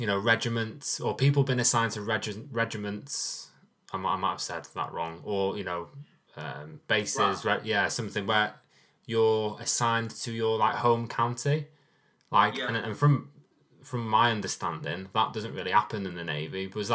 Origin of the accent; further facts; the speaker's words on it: North Wales, United Kingdom; I'm from North Wales